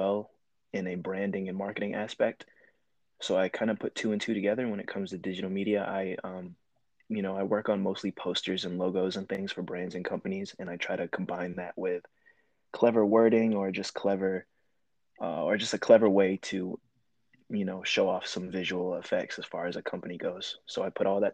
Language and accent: English; Lynchburg, Virginia, United States; I am from Lynchburg, Virginia, right here.